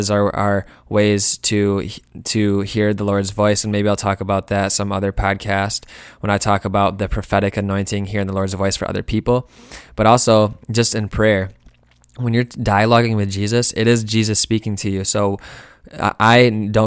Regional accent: Lansing, Michigan, United States; moved away as an adult; also born or lived in Grand Rapids, Michigan; now in Detroit, United States; I'm originally from Lansing.

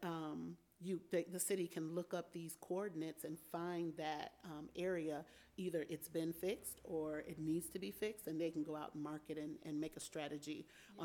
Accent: Albion, Michigan, United States; I was born and raised here in Albion uh, at Albion Community Hospital

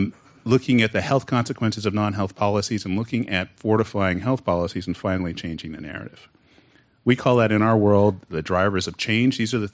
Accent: California, United States; I like to tell people when I go outside of California, I'm from California, so I'm from the future.

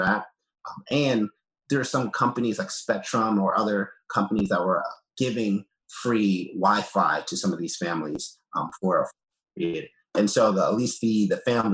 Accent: New York City, New York, United States; also born or lived in Brooklyn, New York; I grew up in Queens, New York.

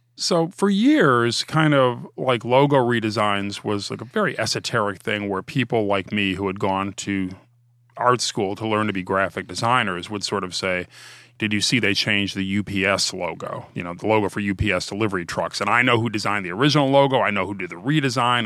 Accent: Ohio, United States; I'm from Ohio

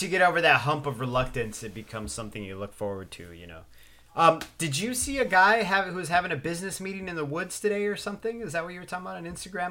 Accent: West Coast, United States; I grew up on the West Coast, loving the East Coast

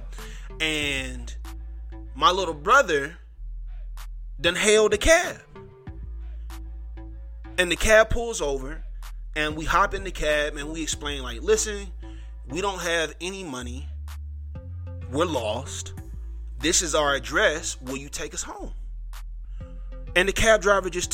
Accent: Mississippi, United States; also born or lived in Richmond Hill, Georgia / Savannah, Georgia; I'm from Mississippi, or I claim Mississippi. We moved around the southeast. I've lived in Richmond Hill, Georgia, Savannah, Georgia, but a lot of my formative years were in Mississippi

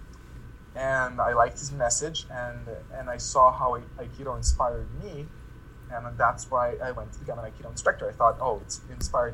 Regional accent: Lithuania; I come back to my home country, Lithuania

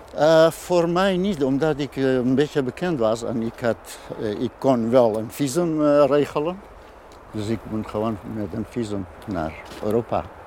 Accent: Iranian Kurdistan, Iran; Dutch is a second language; moved away as an adult; now in Almere, Netherlands; Ik kom uit Iran

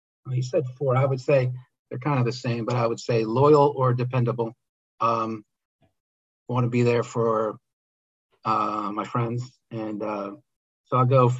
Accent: outside of Philadelphia, Pennsylvania, United States; I grew up outside of Philadelphia

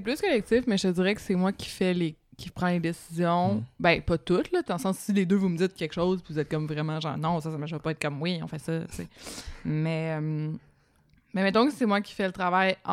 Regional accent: Laval, Quebec, Canada; je viens de Laval

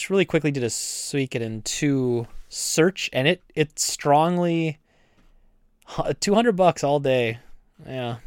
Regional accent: United States; I'm an American.

